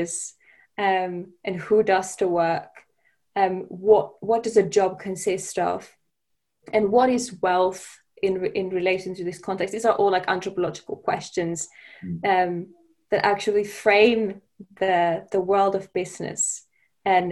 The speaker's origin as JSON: {"language": "English", "country": "Finland", "also_born_or_lived": "Denmark", "moved": "as an adult", "lives_now": "London, United Kingdom", "said": "where I come from Finland"}